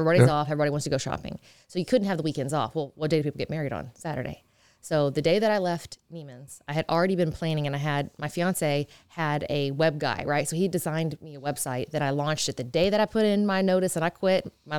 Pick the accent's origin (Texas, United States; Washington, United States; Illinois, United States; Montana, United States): Texas, United States; I said, hey, I want to start a makeup line. I'm from Texas. What do I do?